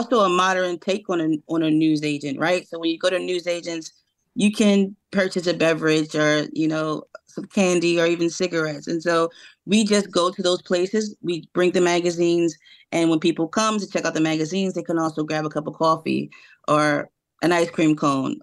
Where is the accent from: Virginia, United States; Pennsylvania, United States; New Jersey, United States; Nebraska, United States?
Pennsylvania, United States; Philadelphia; particularly North Philadelphia, my hometown